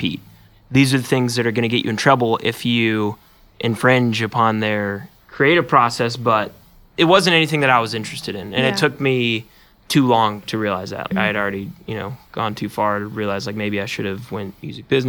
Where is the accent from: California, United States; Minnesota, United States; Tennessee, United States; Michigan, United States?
Tennessee, United States; Chattanooga; also born or lived in Orlando, Florida; I moved to Chattanooga when I was probably 7 or 8 years old. I was in second grade, and I've lived here ever since